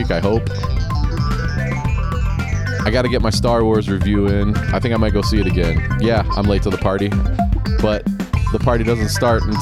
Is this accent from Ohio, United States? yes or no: yes; Paramount, Ohio, United States; now in Marietta, United States; I'm originally from Paramount, but um, Paramount, Ohio. But I moved to Marietta uh, with my husband about nine years ago